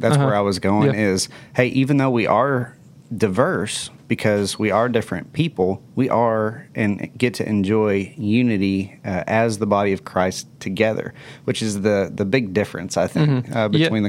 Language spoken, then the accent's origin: English; Texas, United States; as Texans